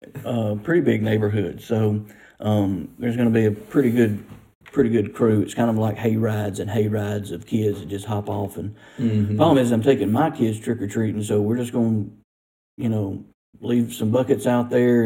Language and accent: English; Mississippi, United States; I'm from Webster County. Where are you from? You got Eupora, East Webster, Tom Nolan